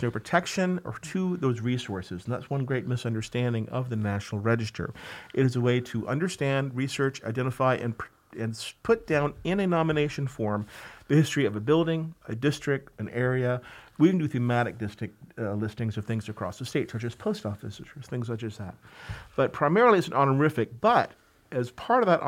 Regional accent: Georgia, United States; moved away as an adult; now in New York, United States; I grew up in Georgia, actually, and got a master's in historic preservation from the University of Georgia

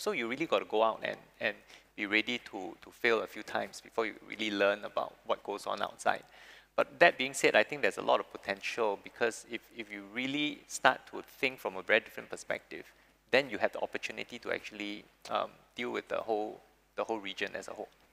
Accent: Singapore; people born, born and bred in Singapore

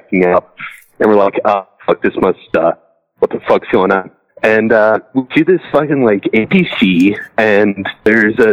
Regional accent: Toledo, Ohio, United States; here in my hometown

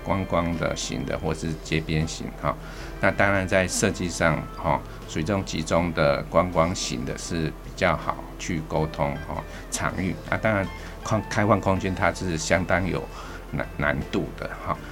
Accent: Taipei, Taiwan; 我是生在这边，好，所以是长在这边

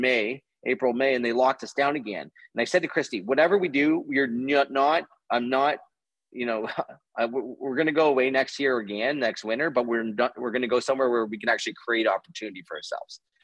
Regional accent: Canada; being a Canadian

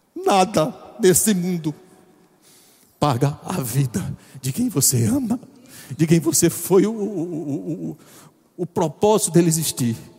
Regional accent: João Pessoa, Paraíba, Brazil; eu nunca saí de João Pessoa

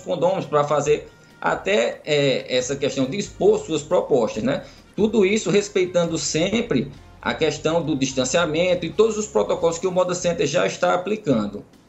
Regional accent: Caruaru, Pernambuco, Brazil; eu sou aqui de Caruaru

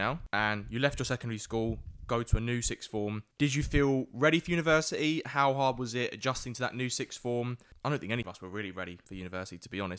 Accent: London, United Kingdom; I'm a middle class East Londoner.

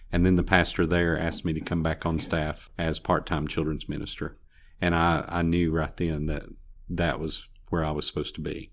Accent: Bristol, Tennessee, United States; moved away as an adult; also born or lived in Chicago; now in Greenville, United States; Well, I'm originally from Tennessee, from up around Bristol, and, uh, graduated, uh, high school up there in eighty-six

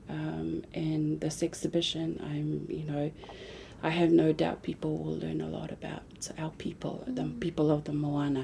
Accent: Samoa; moved away; as a young woman growing up in Samoa

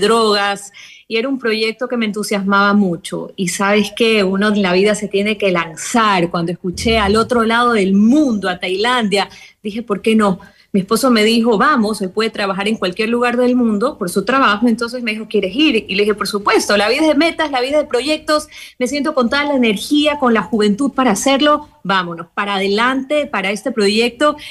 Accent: Ecuador; moved away as an adult; now in Thailand; yo como buena ecuatoriana pues tuve todas las tradiciones

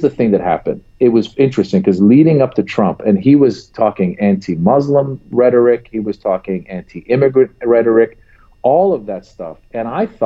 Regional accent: United States; as an American

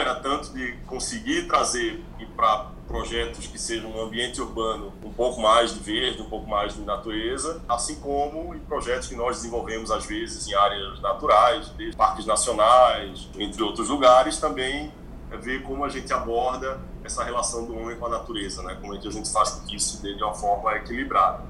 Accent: Pernambuco, Brazil; also born or lived in Barcelona, Spain; now in São Paulo, Brazil; Eu sou pernambucano

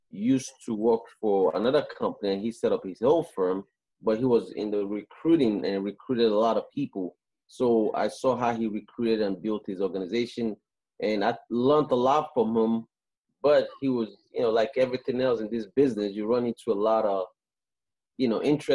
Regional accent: Nigeria; moved away as an adult; also born or lived in Canada; now in United States; I'm from West Africa, Nigeria, and I left Africa when I was 18 years old, and I moved to Canada first

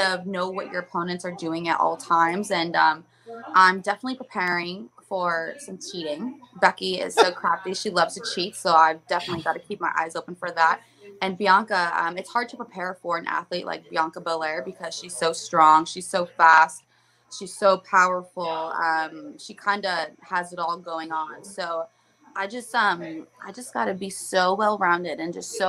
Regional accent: Elmwood Park, New Jersey, United States; moved away as an adult; also born or lived in Morristown, New Jersey / Orlando, Florida; now in Florida, United States; moved to Elmwood Park when I was about 4 years old

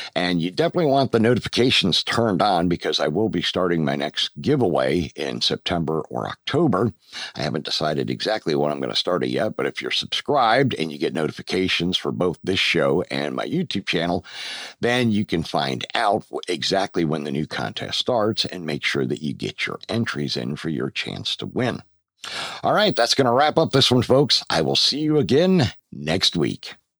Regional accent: Pennsylvania, United States; moved away as an adult; also born or lived in Georgia; now in Roxboro, United States; my home state of Pennsylvania

